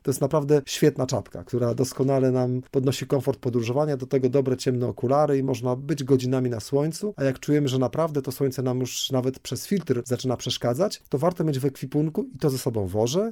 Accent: Poland; mówię, że z Polski

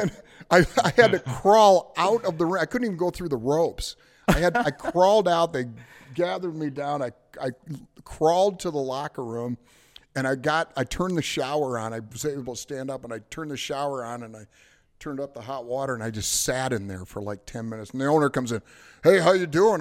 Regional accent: Detroit, Michigan, United States; I'm from Detroit

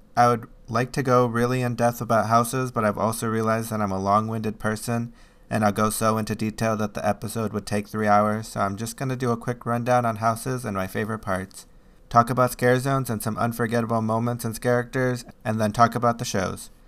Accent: Chicago, Illinois, United States; I'm from Chicago

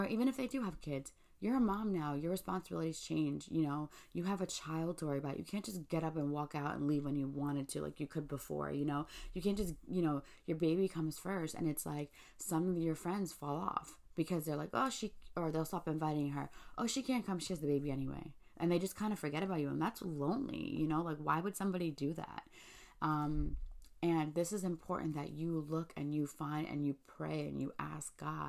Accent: New York City, New York, United States; I'm from Staten Island

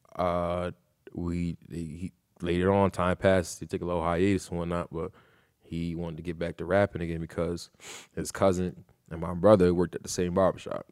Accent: New Britain, Connecticut, United States; Born and raised in New Britain.

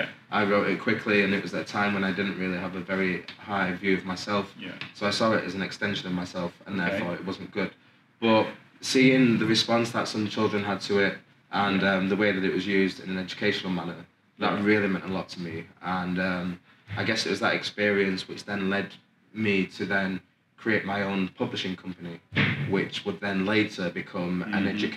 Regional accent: Oldham, North West England, United Kingdom; also born or lived in Manchester; Okay, so I was born in Manchester and lived there until I was 8. Moved to Oldham, where I went to primary and secondary school.

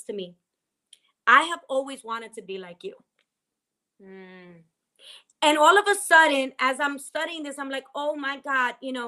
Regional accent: Dominican Republic; moved away; me growing up in Dominican Republic

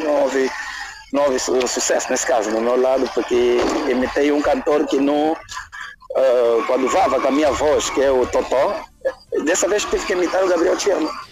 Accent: Luanda, Luanda Province, Angola; sou de Luanda, não sou uh, da Lunda Sul, nem da Lunda Norte, nem é do Mochico, mas independentemente de ser angolano

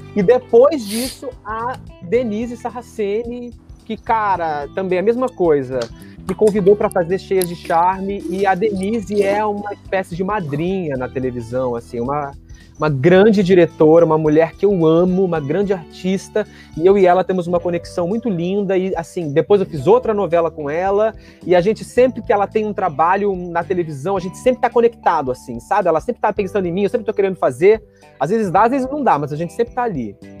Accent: Rio Grande do Sul, Brazil; eu que sou gaúcho também

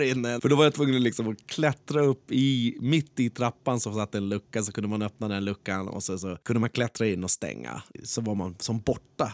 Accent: Skebobruk, Stockholm County, Sweden; born or raised there

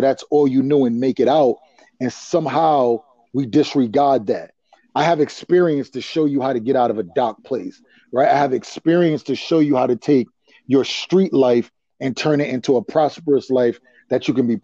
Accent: Providence, Rhode Island, United States; Grew up in Rhode Island, Providence, that little speck on the map.

